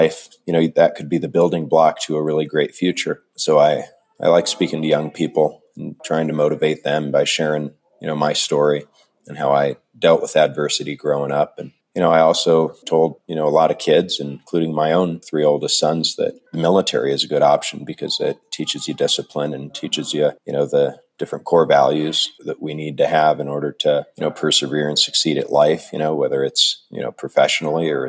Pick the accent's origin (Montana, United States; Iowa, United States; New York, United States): Iowa, United States; Jefferson; moved away; also born or lived in Nogales, Arizona; I was born in Iowa in a small town and raised in Iowa for most of my childhood. I spent some time on a border town in Arizona called Nogales.